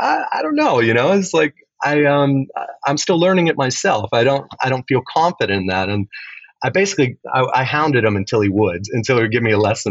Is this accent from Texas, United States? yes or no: yes; Elgin, Texas, United States; moved away; he was the only guitar teacher in Elgin, Texas